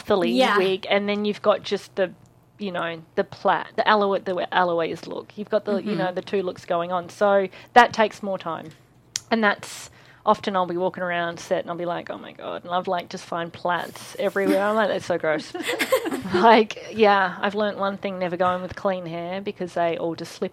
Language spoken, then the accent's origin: English; Australia; I'm Australian